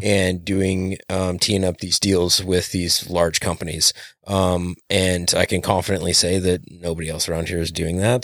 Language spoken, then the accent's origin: English; Western Montana, United States; now in Hermiston, United States; I spent most of my life growing up in Western Montana